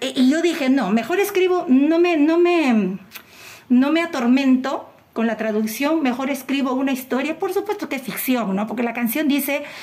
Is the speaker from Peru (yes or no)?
yes; Peru; como buena peruana que soy